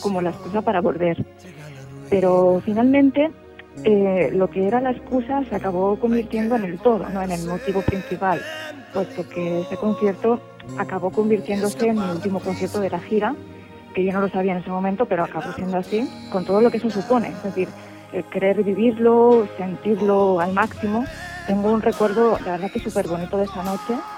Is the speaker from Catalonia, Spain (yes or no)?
yes; Barcelona, Catalonia, Spain; yo soy de Barcelona